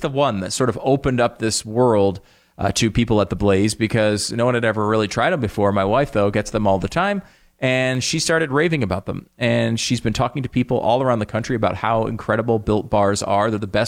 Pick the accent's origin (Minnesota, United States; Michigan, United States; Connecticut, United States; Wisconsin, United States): Connecticut, United States; Dan and I grew up together in Connecticut, and we spent about 80% of our time playing sports in the backyard.